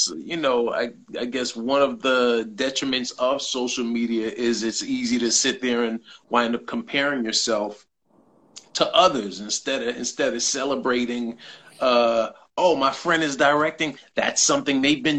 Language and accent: English; New York, United States; being a New Yorker that goes out to LA often